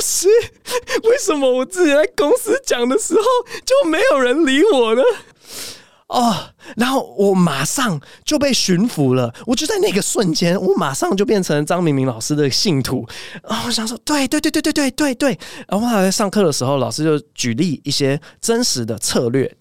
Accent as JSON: {"language": "Chinese", "country": "United States", "tie": "born or raised there", "moved": "yes", "said": "我小时候在美国最爱的两只鸟"}